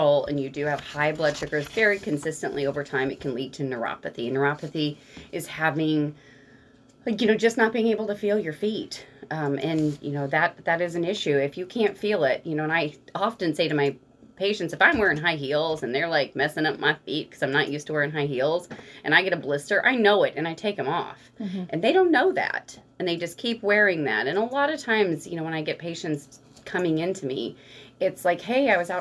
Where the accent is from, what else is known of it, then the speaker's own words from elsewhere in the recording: Rolla, Missouri, United States; I grew up here in Rolla